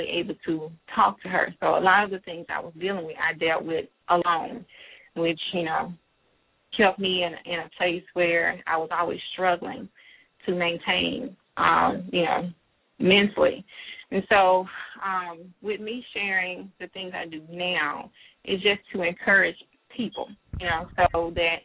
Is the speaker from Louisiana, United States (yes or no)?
yes; Monroe, Louisiana, United States; moved away as an adult; now in Atlanta, United States; I'm a Southern girl. I grew up in Monroe, Louisiana